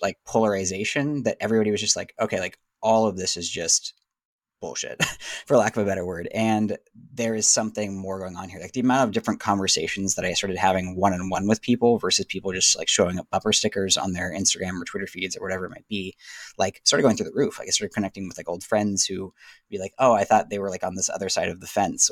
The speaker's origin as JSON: {"language": "English", "region": "Southern California", "country": "United States", "tie": "born or raised there", "moved": "as an adult", "said": "I grew up in Southern California"}